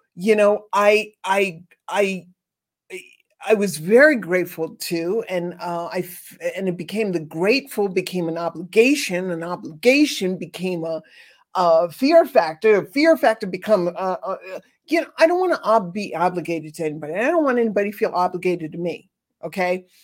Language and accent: English; New York City, New York, United States; growing up in New York City, near Mott Street